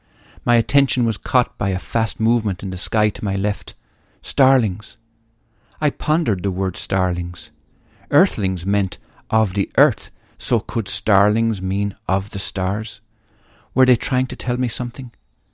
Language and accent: English; Tipperary, Munster, Ireland; born there; I was born in St. Michael's Hospital in Tipperary, in house number 22, in a street called St. Michael's Avenue.